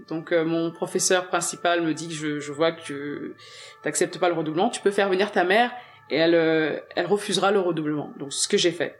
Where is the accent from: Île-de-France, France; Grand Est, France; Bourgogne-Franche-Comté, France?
Île-de-France, France; Garges-lès-Gonesse; French is a second language; also born or lived in Senegal / Levallois-Perret; on a emménagé dans le 95 à garges les et c'est là-bas que j'ai fait toute mon enfance